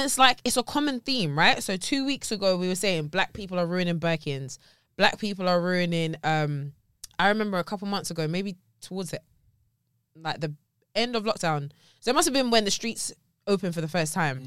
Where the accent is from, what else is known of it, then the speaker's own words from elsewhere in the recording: Surrey, South East England, United Kingdom; also born or lived in Teddington; I'm from Surrey